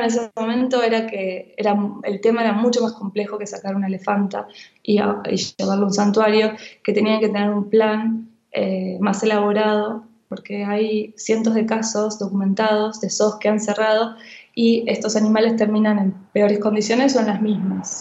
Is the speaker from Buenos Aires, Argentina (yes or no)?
yes; Buenos Aires, Argentina; now in Barcelona, Spain; estoy aquí en, en Barcelona, pero he nacido en Buenos Aires